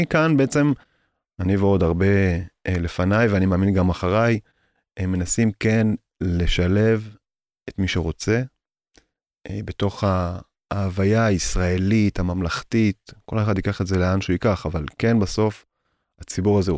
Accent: Jerusalem, Jerusalem District, Israel; אני יליד קטמונים

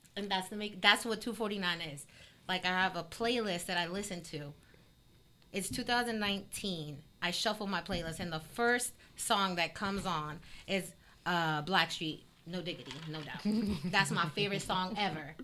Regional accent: South Florida, United States; also born or lived in Colombia; I grew up in South Florida

